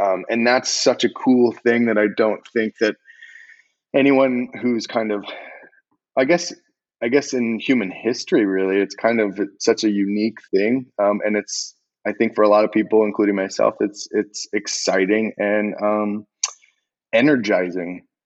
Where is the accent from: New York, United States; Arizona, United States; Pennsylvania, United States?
Arizona, United States; also born or lived in Los Angeles; growing up in Arizona